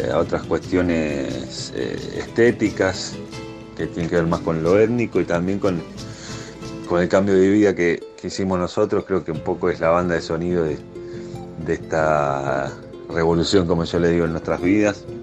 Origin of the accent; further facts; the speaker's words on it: Buenos Aires, Argentina; moved away as an adult; also born or lived in Sierras de Córdoba, Argentina; now in Córdoba, Argentina; Nosotros somos de Buenos Aires originalmente